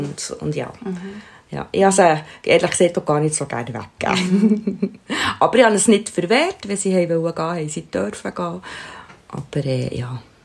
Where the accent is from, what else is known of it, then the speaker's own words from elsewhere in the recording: Switzerland; bei uns in der Schweiz